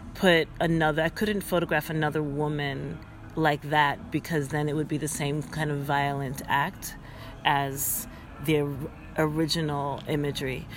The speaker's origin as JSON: {"language": "English", "country": "United States", "said": "I'm from the United States"}